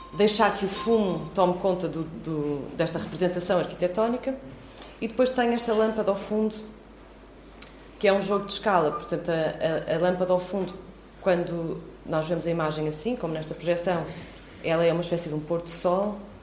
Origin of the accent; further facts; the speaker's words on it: Viseu, Portugal; eu cresci em Viseu